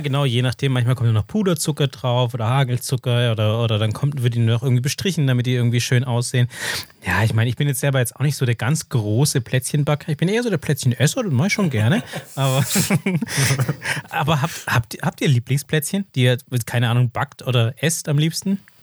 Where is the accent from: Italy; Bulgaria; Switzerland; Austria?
Austria; accent: klassischer österreichischer Akzent (Austrian); meinen klassischen österreichischen Akzent